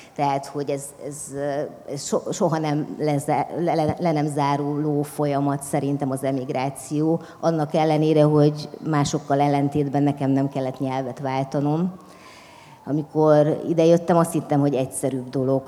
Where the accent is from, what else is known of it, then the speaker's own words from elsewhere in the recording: Transylvania, Romania; first language Hungarian; moved away as an adult; now in Budapest, Hungary; mert erdélyi vagyok